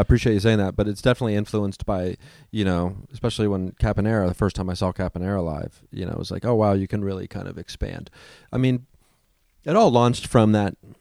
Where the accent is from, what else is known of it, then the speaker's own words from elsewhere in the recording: Midwest, United States; now in Los Angeles, United States; I come from the Midwest